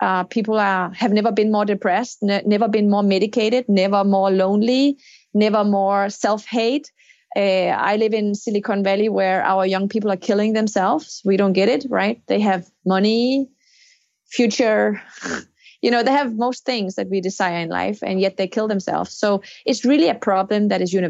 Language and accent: English; Denmark; my home country, Denmark